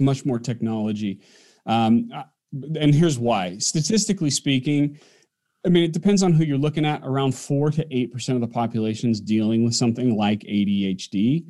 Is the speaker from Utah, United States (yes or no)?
yes; Orem, Utah, United States; I grew up in Orm, Utah, which is right in the backyard of Provo where he lived.